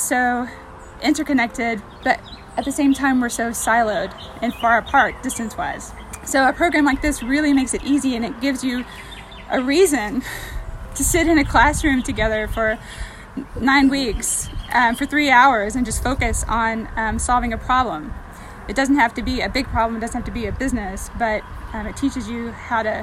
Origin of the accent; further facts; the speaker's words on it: Roane County, Tennessee, United States; moved away as an adult; When I first moved back home, I'm from this area originally. I'm from Roane County